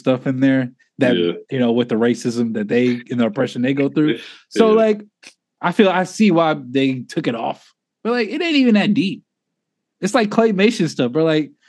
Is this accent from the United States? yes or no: yes; Indianapolis, Indiana, United States; Yeah, well, we're from Indianapolis.